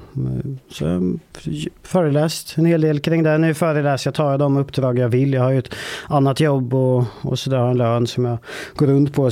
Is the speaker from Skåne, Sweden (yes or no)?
no; Vålberg, Värmland, Sweden; det är ett eh, ort som heter Vålberg. Ganska liten ort, 3000 invånare kanske. Där växte jag upp